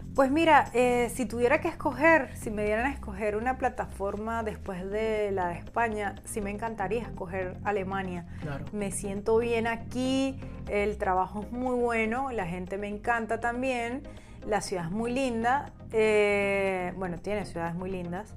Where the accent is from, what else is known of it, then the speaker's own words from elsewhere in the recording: Venezuela; now in Spain; yo como venezolana